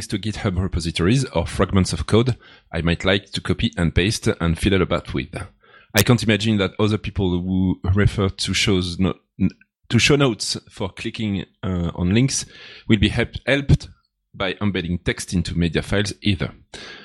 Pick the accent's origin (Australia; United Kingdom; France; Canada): France; now in Switzerland; the French guy from Switzerland